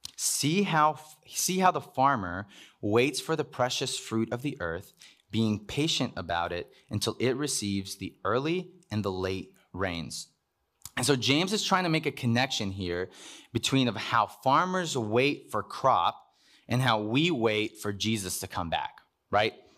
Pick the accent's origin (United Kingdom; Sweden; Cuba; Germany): Cuba; moved away; I was born in Cuba.